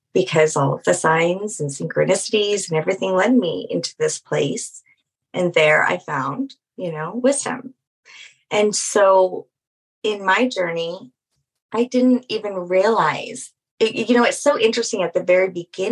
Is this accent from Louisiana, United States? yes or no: yes; Louisiana, United States; I'm from Louisiana